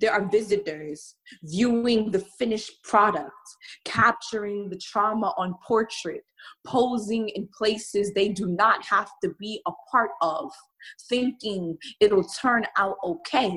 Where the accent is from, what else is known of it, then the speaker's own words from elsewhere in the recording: New York City, New York, United States; I am from the Bronx. Born, raised